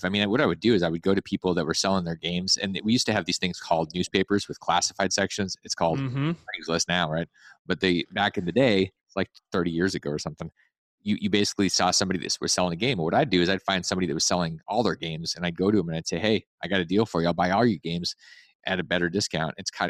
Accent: Alaska, United States; I grew up in Alaska. Yeah. There's lots of snow to shovel.

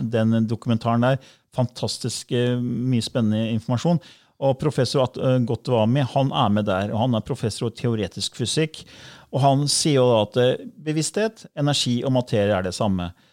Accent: Fredrikstad, Østfold, Norway; jeg er fra Fredrikstad

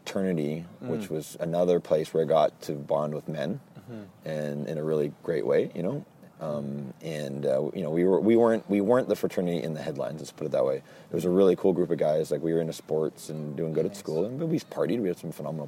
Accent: Canada; I grew up just being Canadian

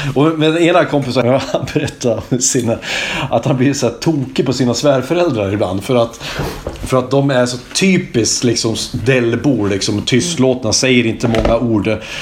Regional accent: Hälsingland, Gävleborg County, Sweden; now in Kungsbacka, Sweden; nu är jag så jävla stolt över att vara hälsing

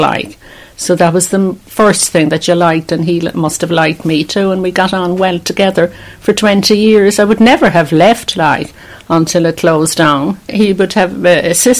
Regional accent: Cork, Munster, Ireland; moved away; Cork City, it's Glasheen Road near UCC.

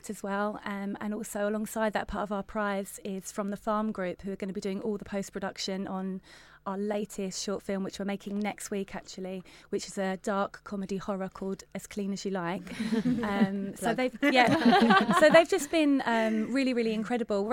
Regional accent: London, United Kingdom; we come from London

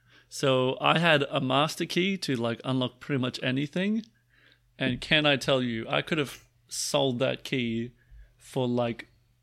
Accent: Boston, Massachusetts, United States; Boston. Boston. I'm from Boston.

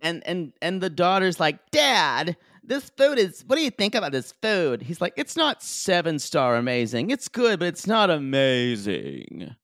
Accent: South Carolina, United States; growing up in South Carolina

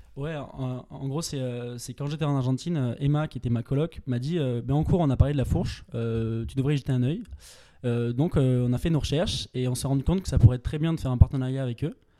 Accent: Pyrenees, France; moved away as an adult; je viens des Pyrénées

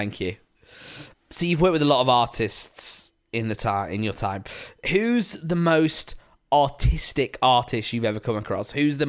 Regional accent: Preston, North West England, United Kingdom; I'm pretty posh, guys. I'm from Preston.

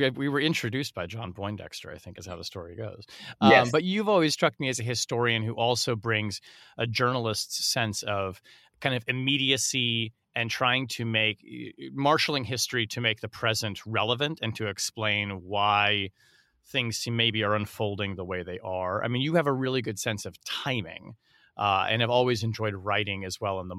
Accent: Montreal, Quebec, Canada; now in United States; I grew up in Montreal

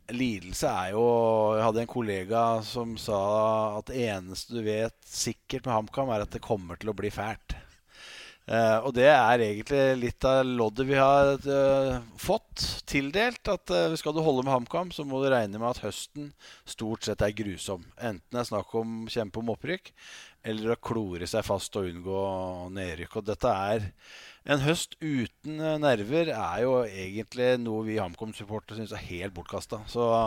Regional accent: Hamar, Innlandet, Norway; Jeg er jo bokstavelig talt født og oppvokst på Briskeby

